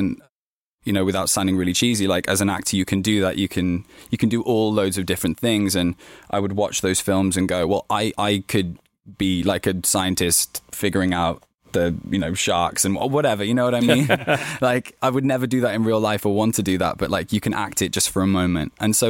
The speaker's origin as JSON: {"language": "English", "town": "Birmingham", "region": "West Midlands", "country": "United Kingdom", "said": "I was from Birmingham, which is in the West Midlands of the UK, but where I grew up was kind of like a small town, basically."}